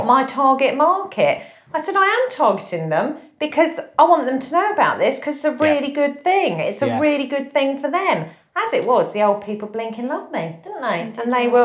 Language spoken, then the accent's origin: English; United Kingdom; we are British